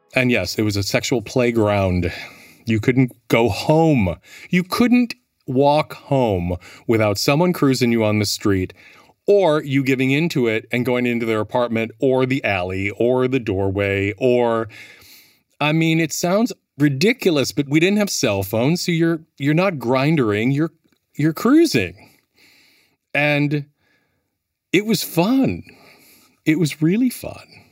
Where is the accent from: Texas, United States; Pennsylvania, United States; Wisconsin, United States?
Wisconsin, United States; Milwaukee; moved away as an adult; also born or lived in Minneapolis; now in New York, United States; born and raised Milwaukee